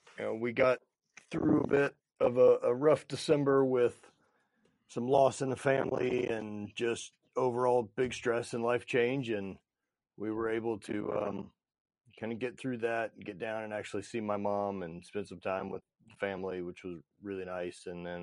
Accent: Sulphur, Louisiana, United States; So born and raised in Sulphur, Louisiana. High school was sports. Kind of growing up, regular Southern kid life.

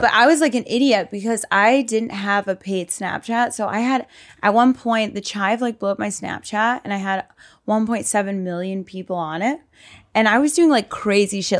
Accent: Reading, Pennsylvania, United States; moved away as an adult; also born or lived in Miami; so I grew up in Pennsylvania, like, Westchester area, Reading

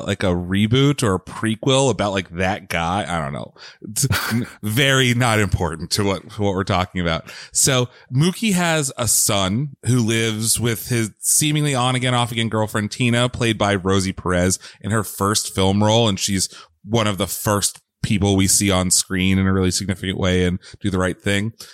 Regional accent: Bucks County, Pennsylvania, United States; We are both Pennsylvania natives.

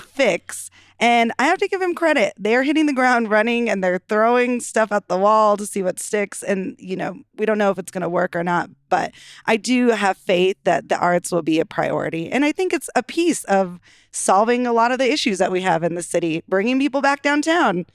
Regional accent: Denver, Colorado, United States; I grew up in Denver

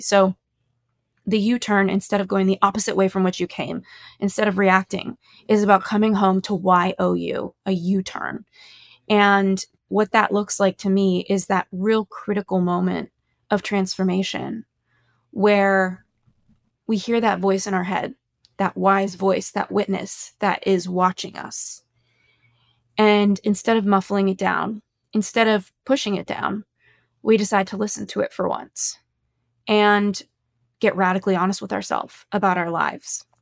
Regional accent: Los Angeles, California, United States; I grew up in Los Angeles

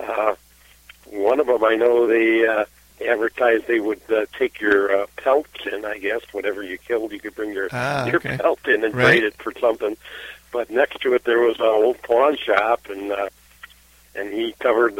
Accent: United States; we were born and raised in the United States

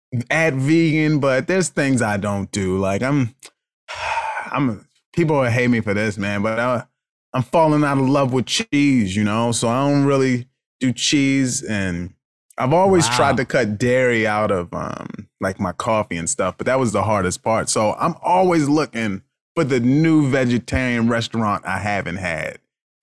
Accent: Baltimore, Maryland, United States; You know, I grew up in Baltimore, Maryland.

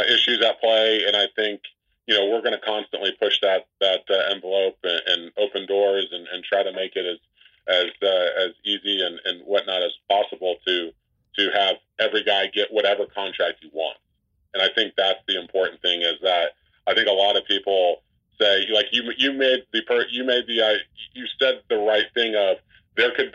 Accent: West Texas, United States; I'm a kid from West Texas

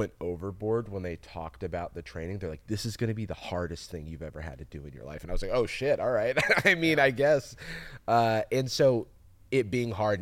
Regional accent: Florida, United States; also born or lived in San Francisco; now in Los Angeles, United States; The Sunshine State, my home state, actually. I am from Florida

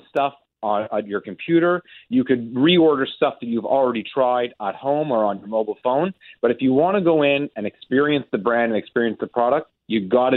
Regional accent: Montreal, Quebec, Canada; I grew up in Montreal

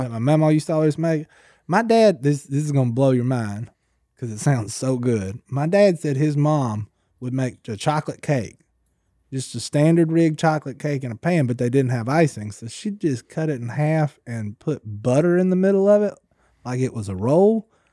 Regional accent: West Monroe, Louisiana, United States; we are from West Monroe

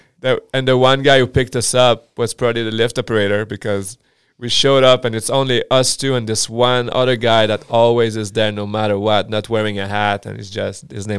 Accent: Chicoutimi, Quebec, Canada; first language French; English is a second language; moved away; I'm from Chicoutimi.

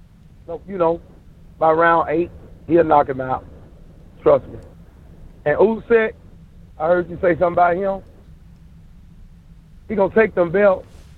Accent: Mississippi, United States; now in Iowa, United States; I'm a truck driver anyway. I'm originally from Mississippi, but, you know, I live in Iowa now.

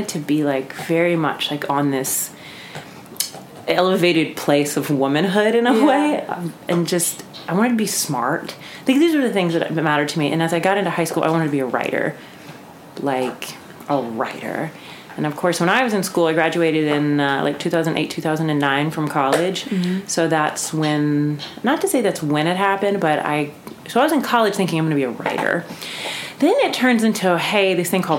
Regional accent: Jackson, Mississippi, United States; moved away as an adult; also born or lived in New York; I grew up in Jackson, Mississippi, of all places

